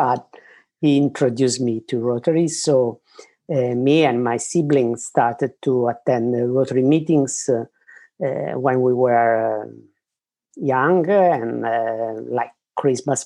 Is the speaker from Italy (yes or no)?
yes; Rome, Lazio, Italy; also born or lived in Padua; Because I'm from Rome. I'm based in Rome, but I work also in Padua.